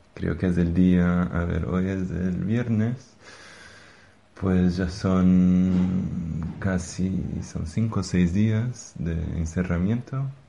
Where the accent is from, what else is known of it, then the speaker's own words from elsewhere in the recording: Brazil; Spanish is a second language; now in Madrid, Spain; pienso en mi país de origen, en Brasil